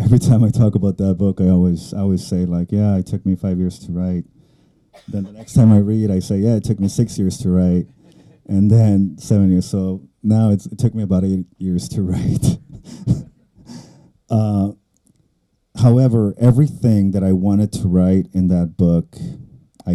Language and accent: English; South Texas, United States; first language Spanish; English is a second language; also born or lived in Mexico; South Texas, the borderland. That's where I grew up. I was born in Texas, but I lived in Mexico until I was 9